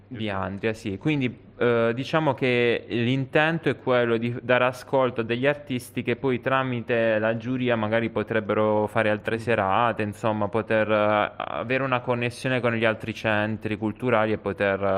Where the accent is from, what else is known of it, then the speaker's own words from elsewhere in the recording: Taranto, Apulia, Italy; moved away as an adult; also born or lived in Rome; Ho vissuto tanti anni a Roma, sono tornato, sono di Taranto e sono tornato in Puglia